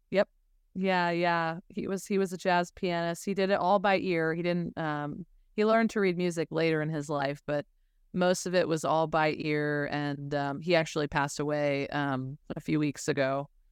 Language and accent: English; Denver, Colorado, United States; also born or lived in Los Angeles / Nashville; now in New York, United States; I'm originally from Denver